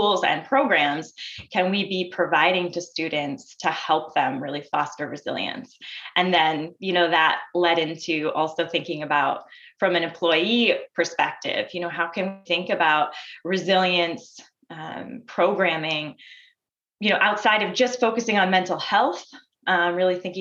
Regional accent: Maine, United States; I grew up in Maine

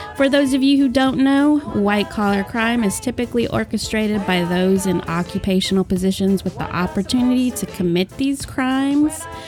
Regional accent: Arizona, United States; I grew up in Arizona.

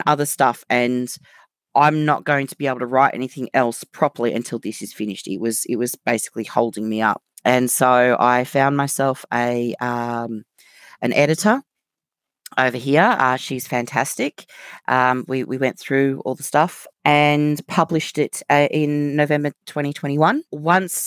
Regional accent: Australia; accent: Australian; moved away as an adult; now in United Kingdom; obviously by my accent, you can tell I'm Australian. However, I live in the UK. I've lived here since the end of 2015

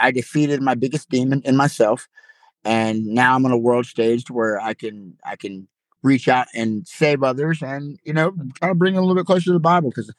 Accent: Madison County, Georgia, United States; I have a huge support system in my hometown

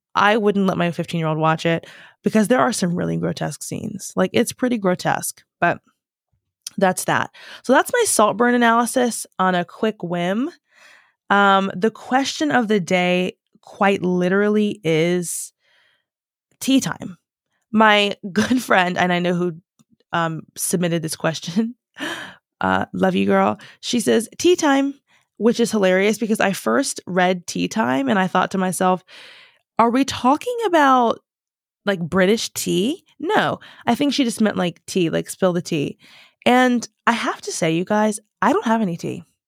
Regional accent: United States; moved away as an adult; now in United Kingdom; I am so American

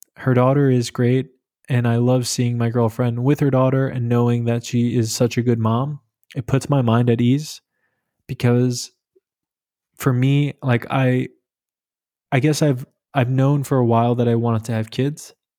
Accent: New York, United States; moved away as an adult; now in Berlin, Germany; I'm from New York. I moved to Berlin in April twenty twenty

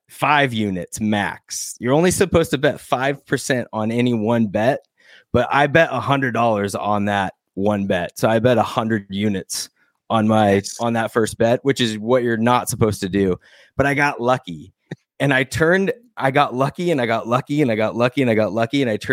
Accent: Arizona, United States; now in California, United States; I'm from Arizona.

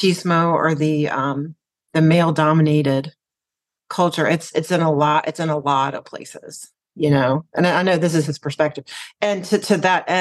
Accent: United States; as an American woman

